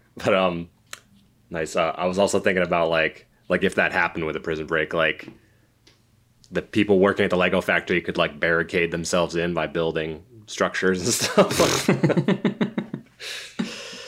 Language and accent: English; Connecticut, United States; we're from, uh, we grew up in Connecticut.